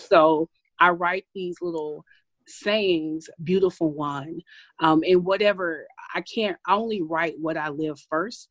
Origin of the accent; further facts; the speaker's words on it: Paducah, Kentucky, United States; now in Milwaukee, United States; I'm from originally from Paducah, Kentucky. I'm really proud of where I'm from. I grew up on a tobacco farm